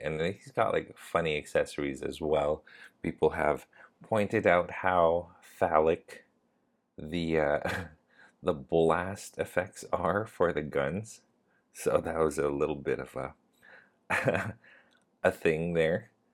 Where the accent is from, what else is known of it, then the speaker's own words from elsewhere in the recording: Canada; now in Thailand; I live in Thailand, but I'm Canadian